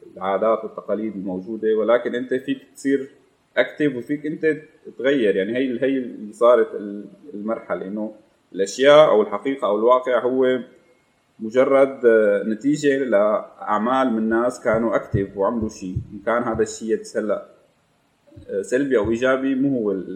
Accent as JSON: {"language": "Arabic", "town": "Damascus", "region": "Damascus Governorate", "country": "Syria", "tie": "born or raised there", "moved": "as an adult", "said": "انا آه، من مواليد دمشق من الشام 98 آه، او 89 جيت لهم بال 2015"}